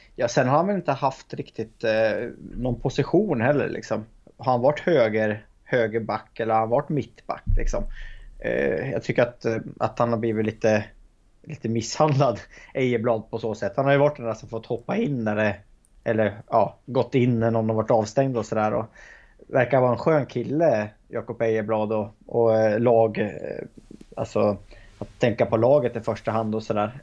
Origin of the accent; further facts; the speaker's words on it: Hälsingland, Gävleborg County, Sweden; som hälsing